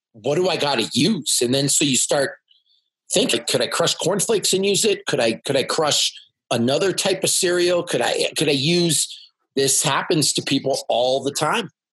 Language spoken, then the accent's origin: English; Canada; I'm from Canada and I speak yeah, French